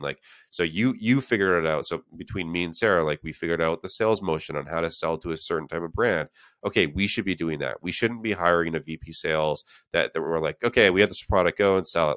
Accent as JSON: {"language": "English", "country": "Canada", "moved": "as an adult", "lives_now": "San Francisco, United States", "said": "I'm from Canada"}